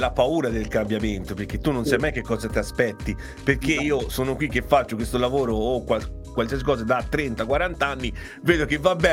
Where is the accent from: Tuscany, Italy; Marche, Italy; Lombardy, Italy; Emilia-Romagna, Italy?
Tuscany, Italy; Perché te sono appassionato di Dante come me, quindi non a caso siamo toscani